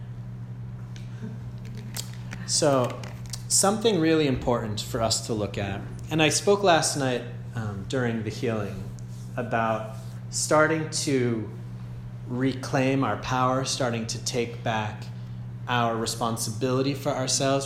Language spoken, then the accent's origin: English; Andover, Massachusetts, United States; moved away as an adult; also born or lived in Germany; I'm from Andover, Massachusetts, originally and currently